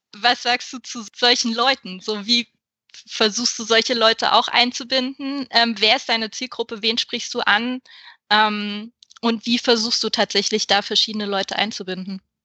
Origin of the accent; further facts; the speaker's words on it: Saxony-Anhalt, Germany; ich komme aus einer Großfamilie aus Sachsen-Anhalt mit sehr wenig Geld